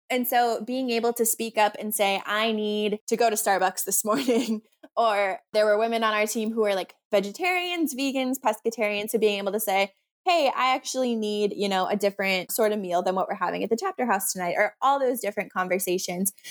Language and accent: English; Minnesota, United States; I'm from Minnesota